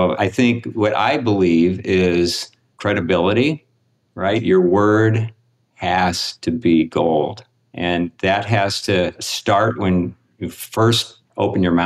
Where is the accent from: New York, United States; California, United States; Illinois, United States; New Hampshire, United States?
California, United States; Southern; moved away as an adult; now in Michigan, United States; I grew up in Southern California, so these are common sights